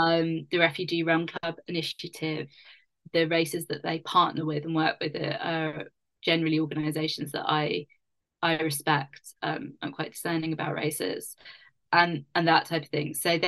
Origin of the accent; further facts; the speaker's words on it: London, United Kingdom; It's my hometown.